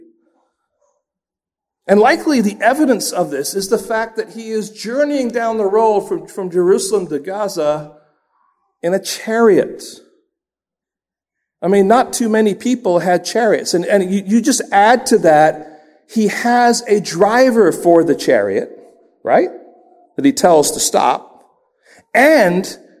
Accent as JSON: {"language": "English", "region": "England", "country": "United Kingdom", "tie": "born or raised there", "moved": "yes", "lives_now": "United States", "said": "growing up in England"}